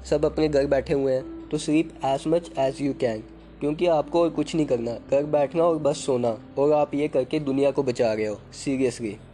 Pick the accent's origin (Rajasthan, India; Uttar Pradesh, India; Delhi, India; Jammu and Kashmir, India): Jammu and Kashmir, India; Jammu; मैं जम्मू सिटी से बिलोंग करता हूँ जिसका एक और नाम है सिटी ऑफ टेम्पल्स जो कि फेमस है स्ट्रीट फूड के लिए